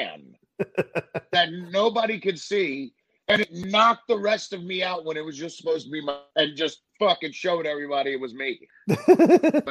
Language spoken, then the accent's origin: English; New York, United States; growing up in New York, I went to a lot of the Garden cards